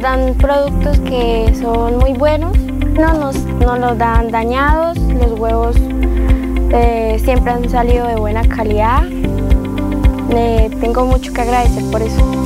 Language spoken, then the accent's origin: Spanish; Santander, Colombia; nosotros como colombianos y Santander nuestras costumbres decembrinas